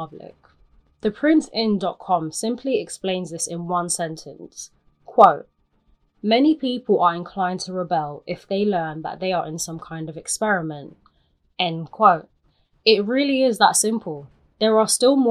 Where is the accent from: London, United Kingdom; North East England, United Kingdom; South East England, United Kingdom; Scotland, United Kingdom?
London, United Kingdom; as a Londoner, you'll find yourself using the train to get around the city, and you probably have used it since you were a young child